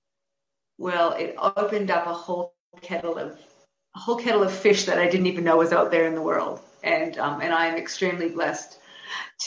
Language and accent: English; Canada; now in New South Wales, Australia; I'm originally from Canada, and I now live at Wallabada, New South Wales